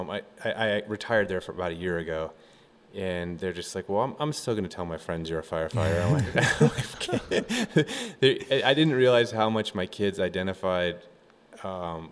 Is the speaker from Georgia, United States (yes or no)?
no; Colorado, United States; growing up in Colorado